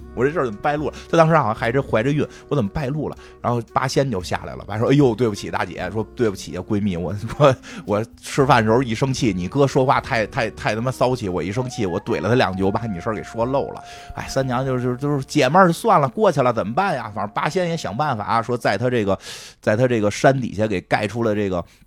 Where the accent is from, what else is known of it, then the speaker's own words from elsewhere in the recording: China; 我们中国人